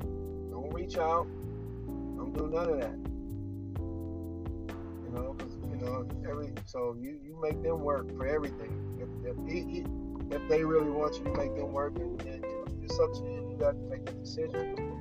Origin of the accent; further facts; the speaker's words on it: United States; Of course, I'm from the United States, from Marcano.